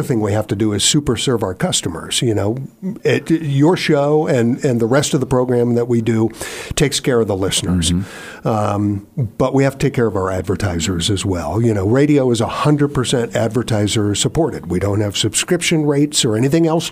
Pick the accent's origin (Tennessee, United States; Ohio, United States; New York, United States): Ohio, United States; moved away as an adult; also born or lived in Minnesota / Colorado / Oklahoma / North Carolina; now in Virginia, United States; I grew up in Ohio, but upon getting a career in radio, I have spent time in Minnesota and Colorado, Oklahoma, like I told you about, North Carolina